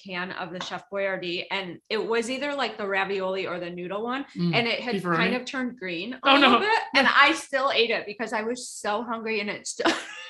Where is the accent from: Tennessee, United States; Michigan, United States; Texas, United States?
Michigan, United States; Ann Arbor; now in Chicago, United States; I grew up in Michigan, in Ann Arbor.